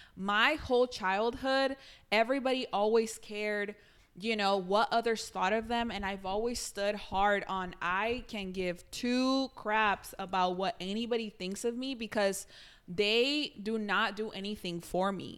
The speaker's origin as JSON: {"language": "English", "country": "Mexico", "tie": "born or raised there", "moved": "yes", "said": "I grew up in Mexico"}